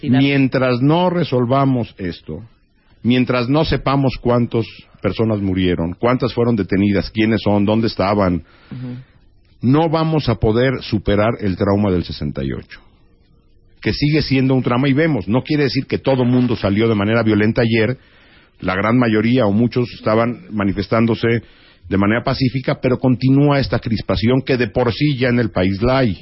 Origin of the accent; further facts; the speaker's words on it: Mexico; como mexicanos